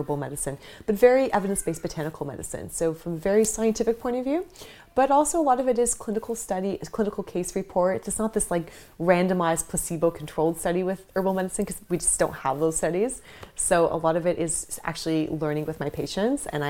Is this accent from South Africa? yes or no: no; Canada; moved away as an adult; also born or lived in Toronto / Vancouver / Bali; now in London, United Kingdom; growing up in Canada